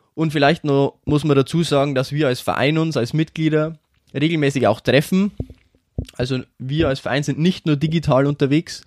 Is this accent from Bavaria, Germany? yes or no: yes; Schwandorf, Bavaria, Germany; ich bin 23 Jahre alt, und ich komme aus Schwandorf